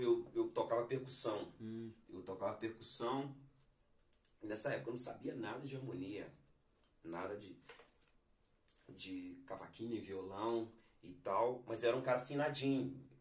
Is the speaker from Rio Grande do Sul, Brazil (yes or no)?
no; Belo Horizonte, Minas Gerais, Brazil; moved away as an adult; sou natural de, de Minas Gerais, né? especificamente de Belo Horizonte